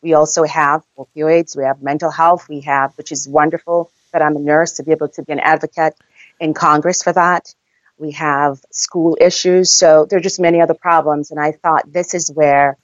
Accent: Jamaica; accent: Jamaican; moved away; I'm from Jamaica

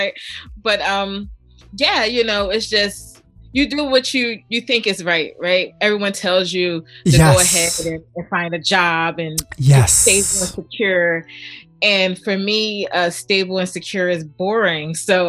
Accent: Philadelphia, Pennsylvania, United States; born or raised there

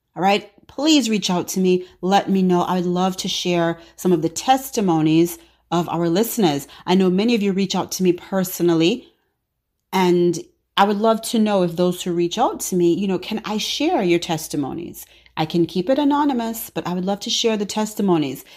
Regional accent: Jamaica; sometimes patois, you know, I'm Jamaican, so sometimes patois.

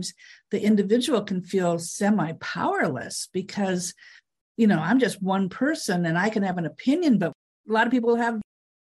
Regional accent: Fargo, North Dakota, United States; also born or lived in Texas / North Carolina / New York; now in Los Angeles, United States; I grew up in Fargo, North Dakota, went to school in Texas, North Carolina, moved to New York

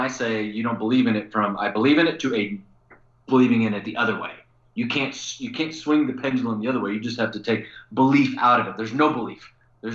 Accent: Missouri, United States; I'm from Missouri

